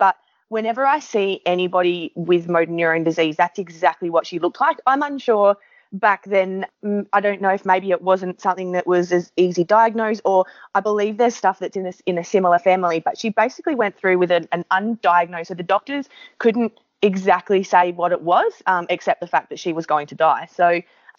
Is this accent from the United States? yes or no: no; Adelaide Hills, South Australia, Australia; So I was born in the Adelaide Hills